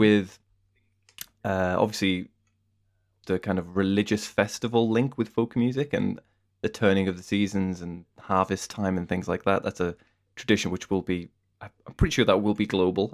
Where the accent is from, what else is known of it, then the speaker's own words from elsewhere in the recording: United Kingdom; as a British person